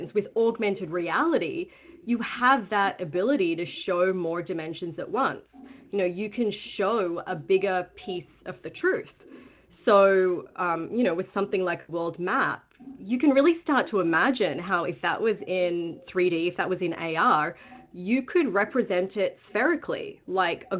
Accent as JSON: {"language": "English", "town": "Sydney", "region": "New South Wales", "country": "Australia", "moved": "yes", "lives_now": "Bay Area, United States", "said": "I'm originally from Sydney, Australia"}